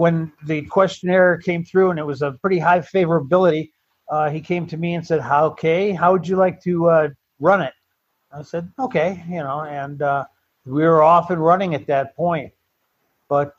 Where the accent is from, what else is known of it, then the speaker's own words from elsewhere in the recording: Bloomfield, Michigan, United States; moved away as an adult; also born or lived in Walled Lake, Michigan / Arizona; Originally, I'm from Michigan and from Bloomfield, Michigan. That's where I grew up as a high schooler. Before that, it was out in Walled Lake, Michigan